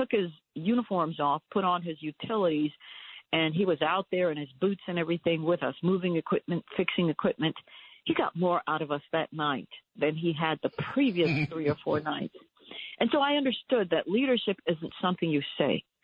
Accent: New York, United States; I was raised in New York.

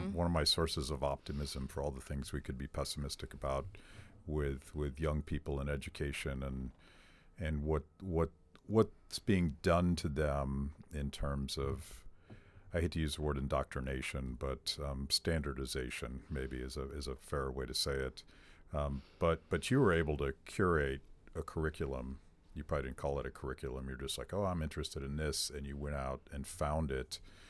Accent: Pennsylvania, United States; I'm from Pennsylvania. It's possible that the teachers' unions have quite a grip on the system there.

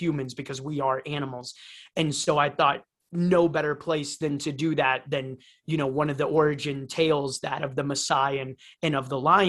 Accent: Cleveland, Ohio, United States; moved away as an adult; also born or lived in Rio de Janeiro, Brazil; now in Costa Rica; grew up in Cleveland, Ohio

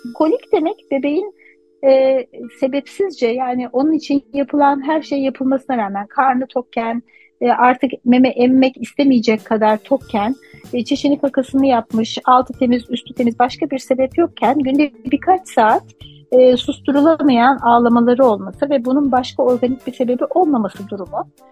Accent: Turkey

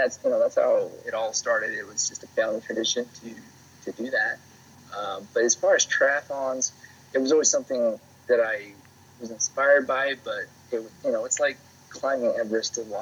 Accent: Provo, Utah, United States; where I grew up is Provo

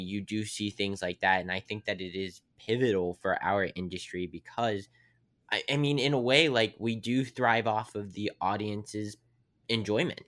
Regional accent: Weirton, West Virginia, United States; I'm from Weirton, West Virginia

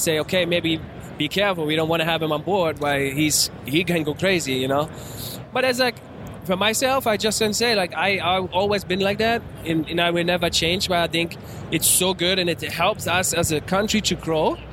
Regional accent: Frankfurt, Hesse, Germany; English is a second language; moved away as an adult; also born or lived in Seattle; I grew up in Frankfurt

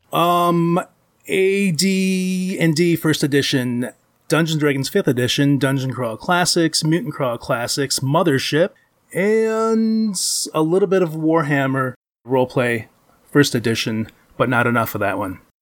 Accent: Ypsilanti, Michigan, United States; I'm in Ypsilanti, Michigan

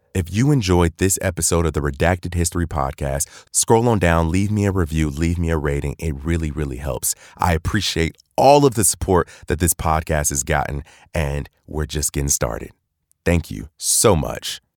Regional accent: Cleveland, Ohio, United States; I'm from Cleveland, Ohio

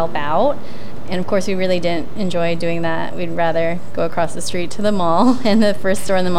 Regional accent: Santa Rosa, California, United States; We were teenagers at the time, growing up in Santa Rosa.

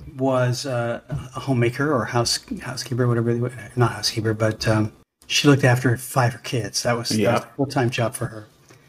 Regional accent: Toronto, Ontario, Canada; born there; I was born in Toronto.

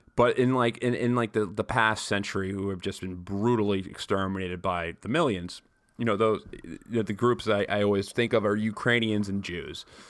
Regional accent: New York, United States; I'm a New Yorker

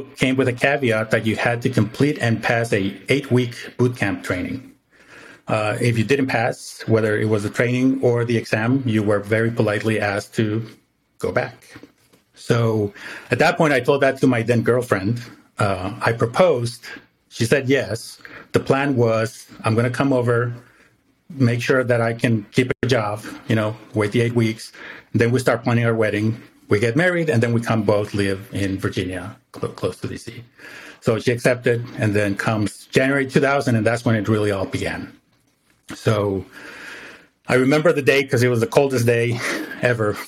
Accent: Mexico; moved away as an adult; now in United States; I was born in the States, but I didn't grow up in the States, right? So I grew up in Mexico.

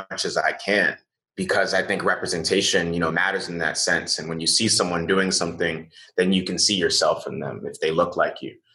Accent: New York City, New York, United States; also born or lived in Nigeria / Louisiana; I grew up in the Bronx

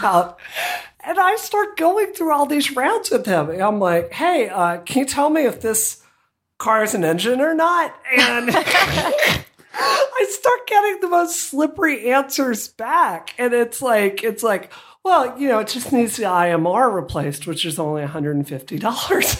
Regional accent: Hattiesburg, Mississippi, United States; I grew up in Hattiesburg

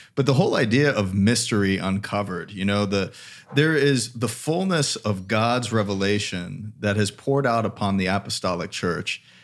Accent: Palm Coast, Florida, United States; I grew up in Palm Coast, just like an hour south of you

